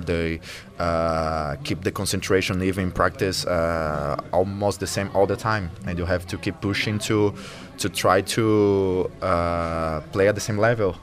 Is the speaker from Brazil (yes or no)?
yes; Fortaleza, Ceará, Brazil; now in São Paulo, Brazil; the city I was born in Fortaleza